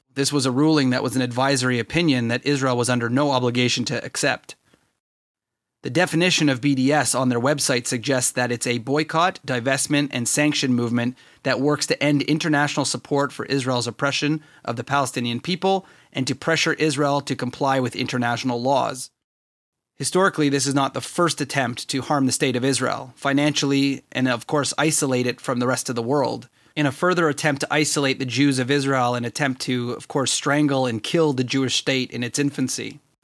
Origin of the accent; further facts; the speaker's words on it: Canada; me as a Canadian